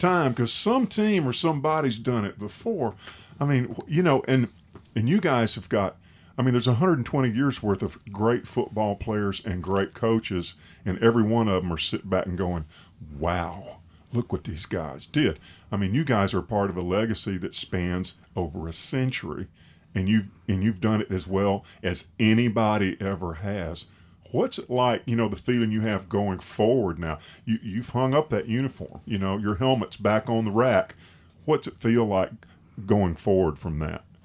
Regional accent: Tuscaloosa, Alabama, United States; I'm from Tuscaloosa

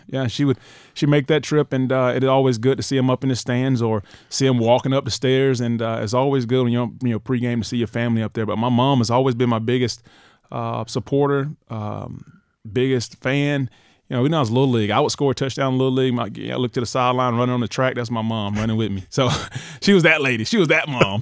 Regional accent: United States; moved away as an adult; also born or lived in Alabama; I grew up in right near the Florida, Florida State, the Florida, Georgia rival

